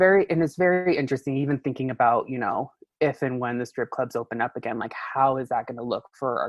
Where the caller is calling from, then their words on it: Denver, Colorado, United States; So right now I'm in Denver, Colorado.